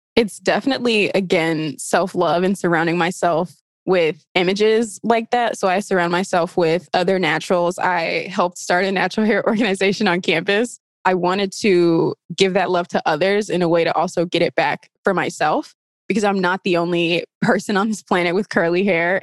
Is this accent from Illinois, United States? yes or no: yes; Chicago, Illinois, United States; moved away as an adult; now in Milwaukee, United States; I'm from Chicago